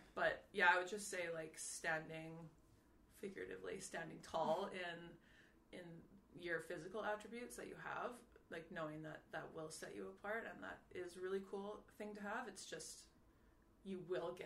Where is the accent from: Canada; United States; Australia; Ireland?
Canada; moved away as an adult; now in Paris, France; as a Canadian